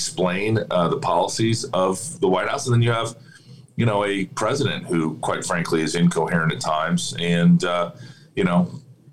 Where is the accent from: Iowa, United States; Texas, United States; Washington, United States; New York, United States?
Iowa, United States; my home state of Iowa